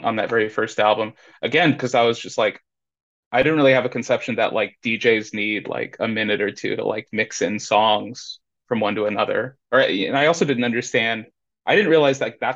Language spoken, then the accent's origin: English; Indianapolis, Indiana, United States; moved away as an adult; now in Austin, United States; right now I'm in Austin, Texas. I'm originally from Indianapolis, Indiana